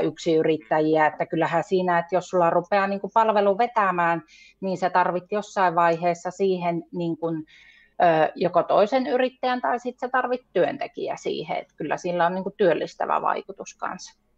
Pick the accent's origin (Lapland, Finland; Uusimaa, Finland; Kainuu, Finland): Lapland, Finland; Saariselkä; Mä oon siis Saariselältä, Lapista